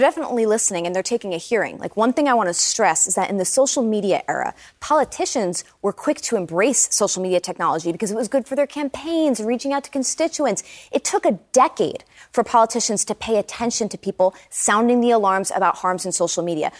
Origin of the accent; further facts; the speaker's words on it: New Jersey, United States; my home state of New Jersey